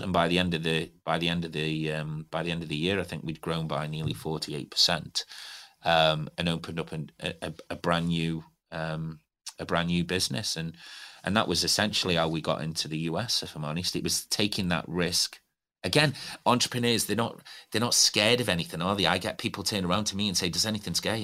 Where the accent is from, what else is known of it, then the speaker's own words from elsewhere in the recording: Stoke-on-Trent, West Midlands, United Kingdom; moved away as an adult; now in Newcastle, United Kingdom; I'm not from Newcastle. It is my home. And I, I look at it as my home now. I've been here for nearly twenty years. Um, grew up in Stoke on Trent